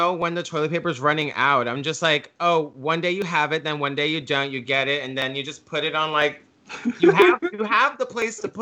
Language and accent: English; New York City, New York, United States; I grew up in Bed-Stuy